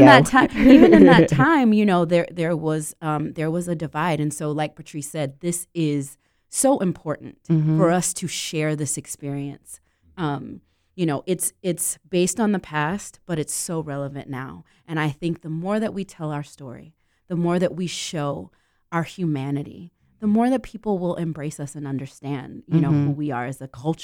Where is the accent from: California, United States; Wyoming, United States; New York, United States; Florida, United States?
Florida, United States; Central; I grew up in Central Florida, but I went to Winter Park High School.